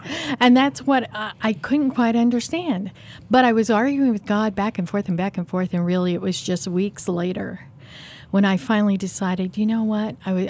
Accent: Kansas City, United States; No, I'm from here. I'm from Kansas City.

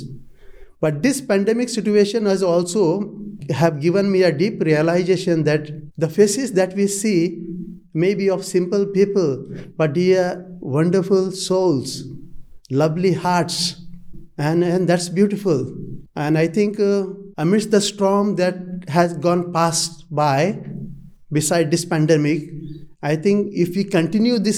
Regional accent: India; moved away as an adult; now in Adelaide, Australia; I'm coming from India and this is my third year

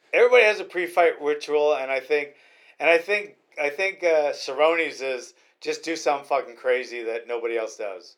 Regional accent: Hawaii, United States; also born or lived in Queens, New York; now in Royal Grande, California, United States; I was raised in Hawaii.

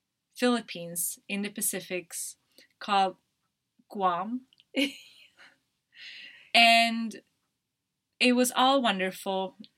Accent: Umeå, Västerbotten County, Sweden; English is a second language; I went back to my hometown, and that's when I went to university. It's called Umeå.

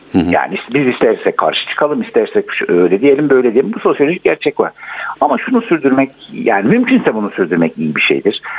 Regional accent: Gaziantep, Turkey; Bizim Antep'te kocaman iki tane pasaj vardı o zaman

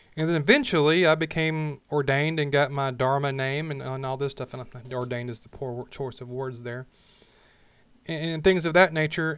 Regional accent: Alabama, United States; I was born and raised, if you can say that, I raised myself, but in Alabama, the middle of the Bible Belt

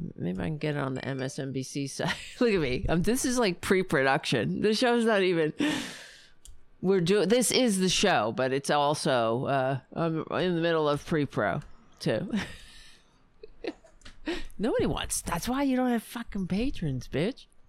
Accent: New York, United States; I'm from New York.

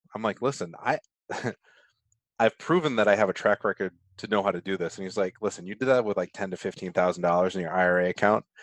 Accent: Rhode Island, United States; accent: Rhode Island; my Rhode Island accent

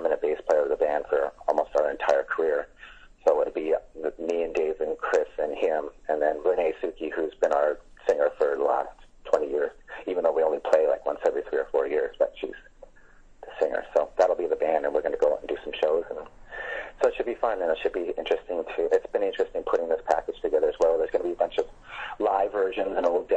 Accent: Edmonton, Alberta, Canada; my hometown is Edmonton, Alberta

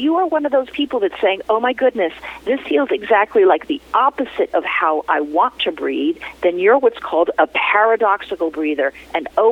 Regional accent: New York City, New York, United States; my hometown, November 12th in New York City

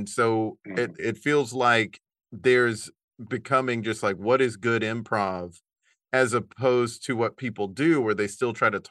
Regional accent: the Carolinas, United States; we're people from the Carolinas

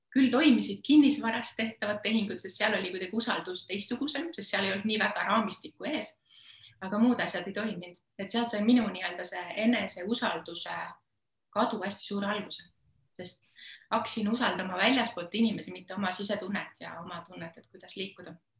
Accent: Estonia; üles kasvanud ma olen üsna tavalises Eesti peres

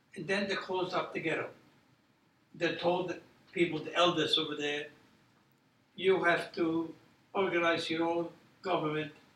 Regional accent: Poland; now in United States; I was born in Poland.

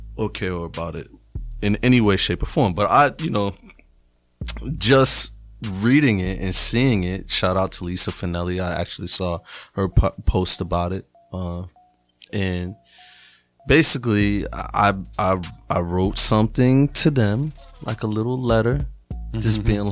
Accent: New England, United States; I'm from New England

